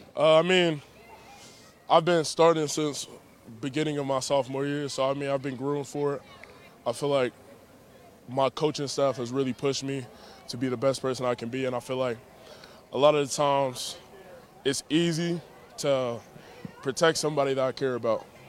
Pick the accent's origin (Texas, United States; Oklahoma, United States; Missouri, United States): Texas, United States; Dallas; also born or lived in Louisiana; I grew up in the Dallas, Texas area, stuff like that, also Louisiana.